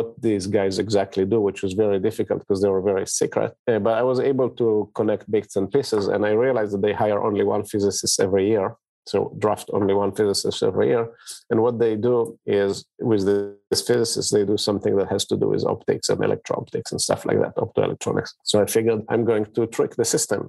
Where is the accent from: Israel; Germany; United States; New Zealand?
Israel; I grew up in Israel, and my dad actually had started his own company